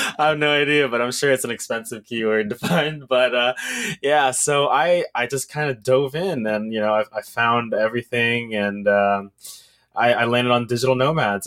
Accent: Texas, United States; I am from Texas

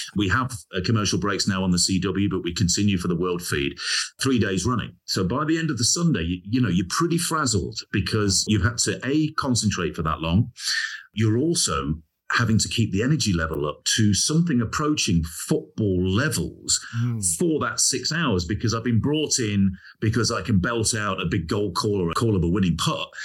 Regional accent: Leicester, East Midlands, United Kingdom; accent: regional accent; I couldn't pronounce my H's because I was from Leicester, and I had a sort of regional accent

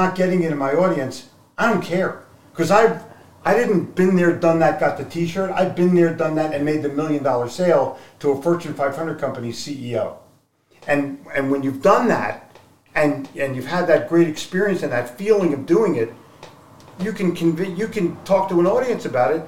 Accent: Philadelphia, Pennsylvania, United States; also born or lived in Atlantic City; I grew up in Philadelphia

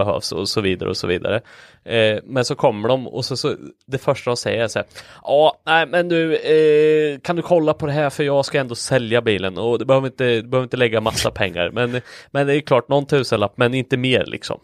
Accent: Linköping, Östergötland, Sweden; accent: östgötska; jag är ju från Linköping

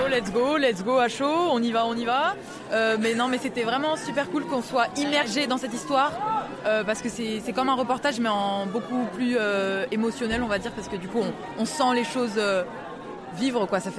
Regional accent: Les Vans, Auvergne-Rhône-Alpes, France; Moi, je viens d'Evance

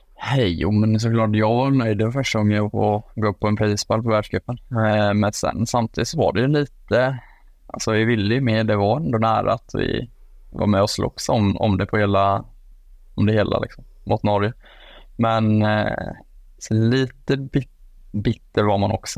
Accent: Jönköping, Jönköping County, Sweden; moved away; also born or lived in Falun; hemma i Jönköping

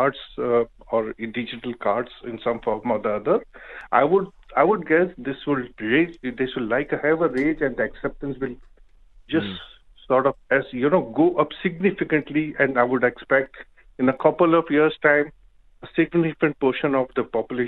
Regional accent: India; now in Dubai, United Arab Emirates; I know originally I'm from India

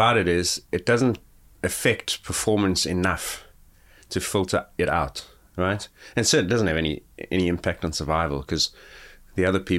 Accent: Gauteng, South Africa; because I grew up near Johannesburg where it's considerably colder than Cape Town

